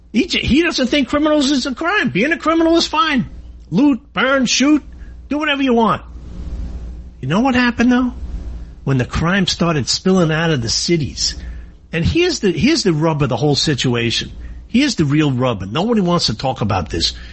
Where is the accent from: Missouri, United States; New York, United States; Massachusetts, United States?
New York, United States; I am from New York